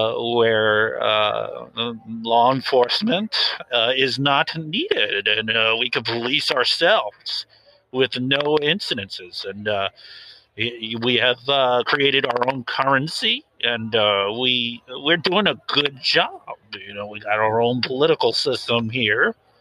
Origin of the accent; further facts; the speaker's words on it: Washington, United States; I'd like to keep that quiet, but I grew up in a small town just north of Seattle.